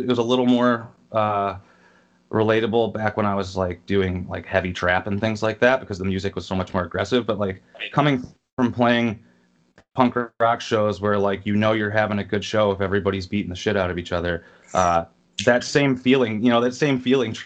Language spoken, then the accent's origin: English; Rockford, Illinois, United States; also born or lived in Long Beach, California / Milwaukee, Wisconsin; now in Chicago, United States; I was born in Long Beach, California. Grew up in, like, Rockford, Illinois after I'd moved when I was a kid